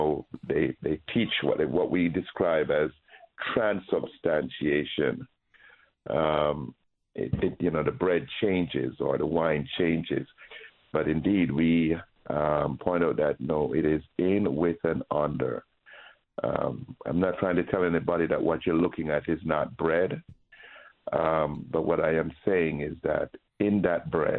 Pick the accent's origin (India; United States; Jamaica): Jamaica; moved away; when I grew up in Jamaica